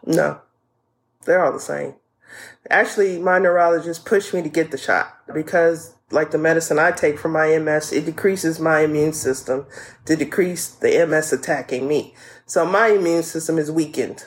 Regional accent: New Orleans, Louisiana, United States; I'm from New Orleans.

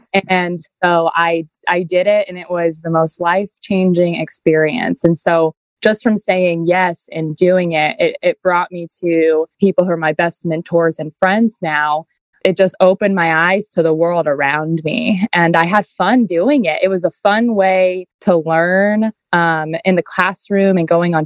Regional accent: Shenandoah County, Virginia, United States; I was born and raised in Shenandoah County. Like, I've always been here

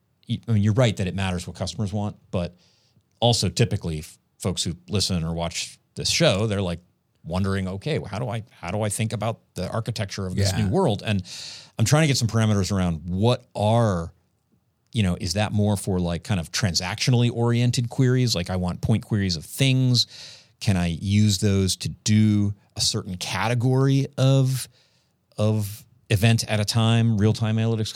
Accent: Colorado, United States; And I'm from Colorado, too.

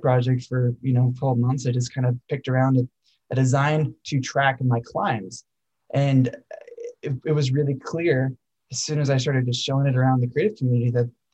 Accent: Colorado, United States; I grew up in Colorado

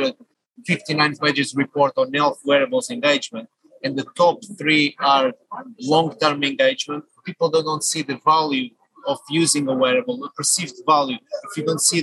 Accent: Portugal; moved away as an adult; now in United Kingdom; I'm a Portuguese national, I would say global citizen, based in UK for the last 21 years.

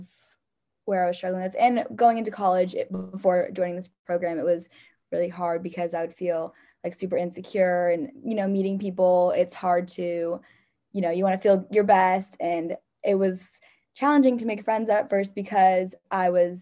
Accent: San Jose, California, United States; moved away as an adult; now in San Luis Obispo, United States; I'm from San Jose, California.

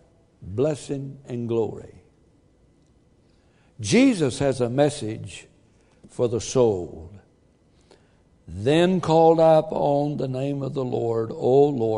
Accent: the South, United States; moved away; I'm from the South, even farther south than we are south

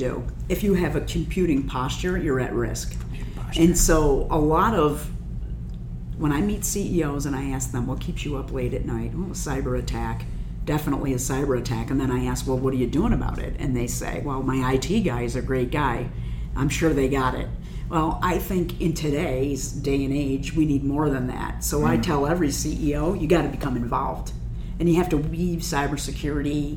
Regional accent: Buffalo, New York, United States; So here I am in my hometown of Buffalo.

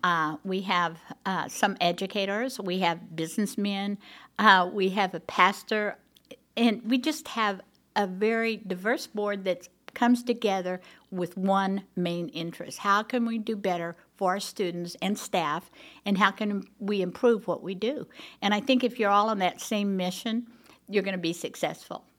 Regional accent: Tulsa, Oklahoma, United States; moved away as an adult; also born or lived in California; now in Broken Arrow, United States; I grew up in Tulsa

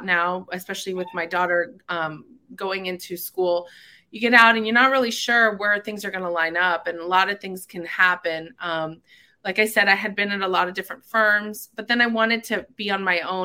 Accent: Miramar, Florida, United States; also born or lived in Cooper City, Florida; I've been in South Florida my whole life. I went to Cooper City High School. I grew up mainly in Miramar

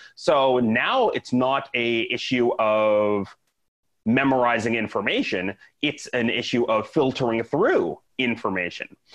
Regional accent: Saskatoon, Saskatchewan, Canada; moved away as an adult; also born or lived in Vancouver, Canada / Dallas, Texas, United States; now in Tampa, United States; I am originally Canadian. So I grew up in Saskatoon

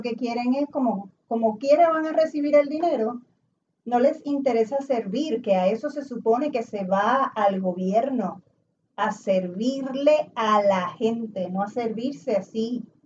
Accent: Puerto Rico; moved away as an adult; also born or lived in New York, United States; yo me fui de Puerto Rico en 2002 viví en Estados Unidos, regresé cuatro años después

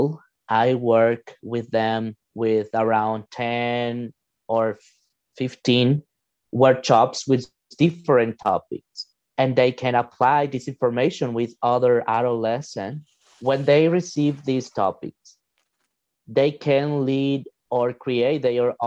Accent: El Salvador; now in Regina, Canada; I'm from El Salvador, but actually I'm living in Regina, Saskatchewan

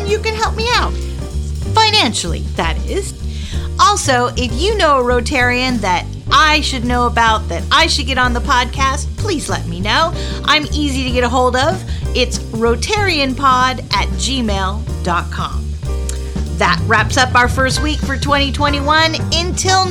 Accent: La Jolla, California, United States; moved away; I was born in La Jolla, California, so I know California very well

